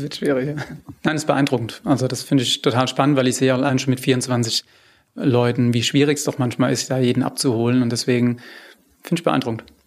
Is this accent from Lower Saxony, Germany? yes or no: no; Rheinhessen, Rhineland-Palatinate, Germany; ich komme jetzt aus Rheinhessen